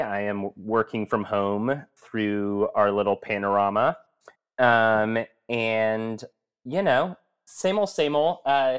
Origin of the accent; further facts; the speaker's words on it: Murfreesboro, Tennessee, United States; also born or lived in Florence, Alabama / Springfield, Missouri; And so I was born in Florence, Alabama. At 2 years old, moved to Springfield, Missouri. Lived in Springfield from when I was two until right after first grade. Then we moved to Murfreesboro, Tennessee, which is where I claim because I was there the longest of my childhood.